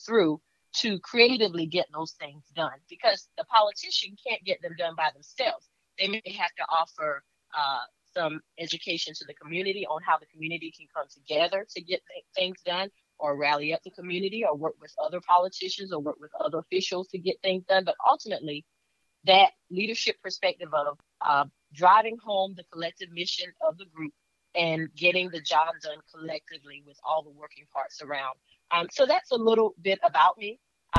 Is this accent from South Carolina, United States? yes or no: yes; Orangeburg County, South Carolina, United States; moved away as an adult; now in Columbia, United States; Well, I'm originally from Orangeburg County. I currently live here in Richland County within the city of Columbia, District 1. And that's where I have lived the majority of my adult life.